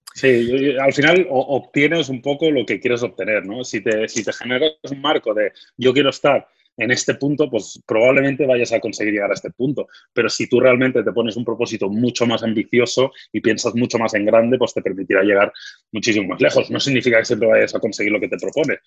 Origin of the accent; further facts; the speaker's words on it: Badalona, Catalonia, Spain; yo nací en Badalona, soy de, Badalona